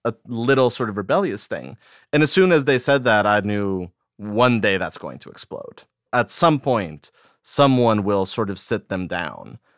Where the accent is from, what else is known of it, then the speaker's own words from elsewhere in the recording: Costa Rica; first language Spanish; English is a second language; moved away as an adult; now in United States; I grew up in Costa Rica. Spanish was my first language, and I moved to the States when I was nineteen.